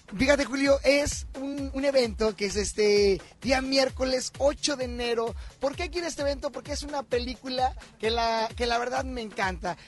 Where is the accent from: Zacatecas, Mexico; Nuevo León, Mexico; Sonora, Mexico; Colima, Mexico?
Nuevo León, Mexico; Monterrey; nos ven a los regiomontanos